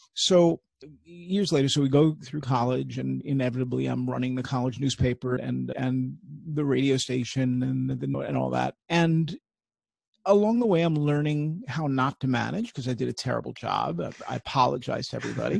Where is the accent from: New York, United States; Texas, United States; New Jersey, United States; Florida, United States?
New York, United States; I grew up at NBC in New mm. York